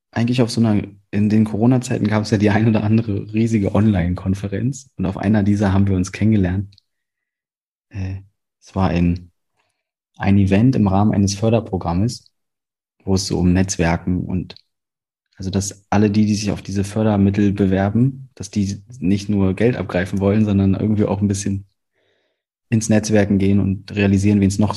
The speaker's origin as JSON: {"language": "German", "region": "Berlin", "country": "Germany", "said": "dass ich als Berliner Moin nie benutze hier"}